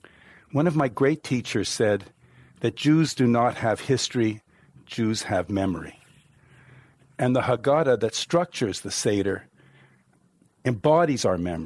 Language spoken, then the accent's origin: English; Canada; That's what I fervently believe as a Jew and as a Canadian.